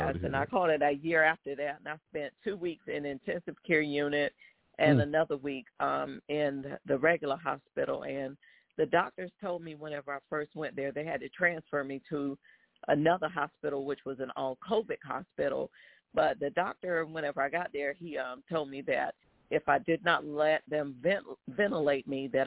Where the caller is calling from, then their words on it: Waldorf, Maryland, United States; I am calling from Waldorf, Maryland.